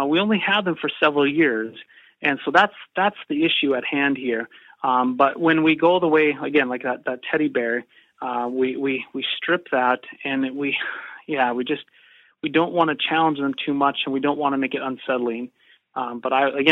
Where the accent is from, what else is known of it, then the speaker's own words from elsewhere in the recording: North Dakota, United States; I grew up in North Dakota, and I will always be a North Dakota boy